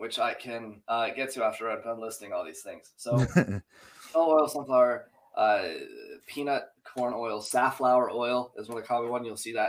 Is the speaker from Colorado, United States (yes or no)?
no; New Jersey, United States; I'm Jersey Italian, just like you are.